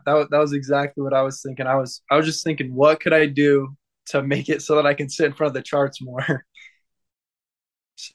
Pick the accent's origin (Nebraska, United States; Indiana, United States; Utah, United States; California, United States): Utah, United States; Santaquin; I'm from Santaquin, Utah